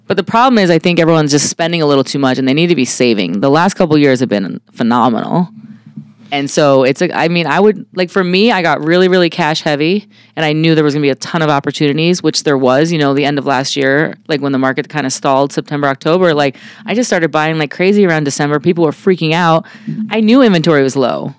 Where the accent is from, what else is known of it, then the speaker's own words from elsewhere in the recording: New York City, New York, United States; moved away as an adult; also born or lived in San Diego; now in Arizona, United States; I grew up in Brooklyn, New York, and I uh, came out to Arizona